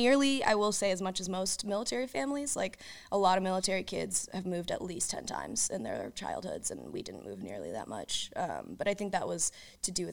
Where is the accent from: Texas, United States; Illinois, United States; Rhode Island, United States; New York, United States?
Illinois, United States; Chicago; moved away as an adult; also born or lived in Tallahassee, Florida / Ohio / Pensacola, Florida; now in Denver, United States; I was 7 when we moved to Chicago